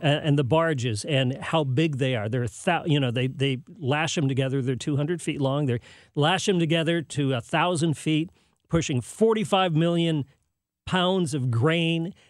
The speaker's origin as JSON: {"language": "English", "town": "San Jose", "region": "California", "country": "United States", "tie": "born or raised there", "also_born_or_lived": "Chelsea, Massachusetts / Hollywood, California", "moved": "yes", "said": "I grew up in San Jose, California, in Silicon Valley."}